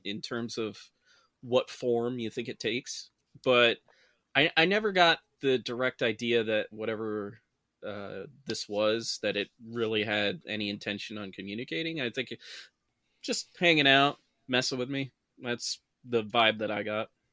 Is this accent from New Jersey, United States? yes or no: no; Saranac Lake, New York, United States; a lot of the houses in my hometown, Sarnac Lake, are old.